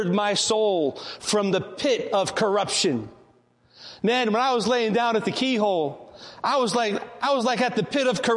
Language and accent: English; Port Chester, New York, United States; I grew up in Portchester, now it's called Rye Brook